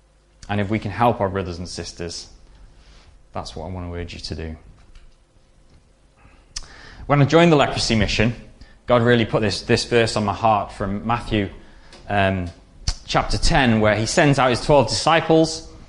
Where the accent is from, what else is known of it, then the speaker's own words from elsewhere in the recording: DR Congo; Growing up in Zaire, as it was then, the Congo, there was me and my sister in the village, and there was no other whites